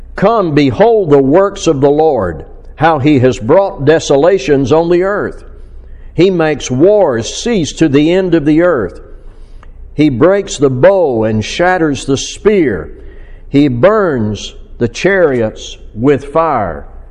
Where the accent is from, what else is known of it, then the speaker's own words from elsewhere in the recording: Fort Smith, Arkansas, United States; my hometown in Fort Smith, Arkansas